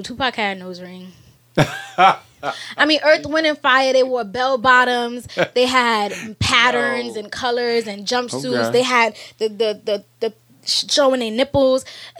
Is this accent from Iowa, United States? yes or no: no; New York, United States; And as a New Yorker, okay, in New York, I get many more people trying to tell me and convince me I have an accent.